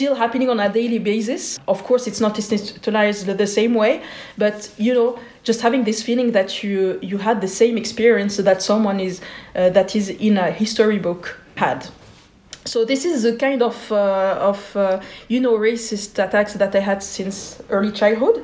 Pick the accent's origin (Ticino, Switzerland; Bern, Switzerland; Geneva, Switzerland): Geneva, Switzerland; growing up in Switzerland, being born in the 80s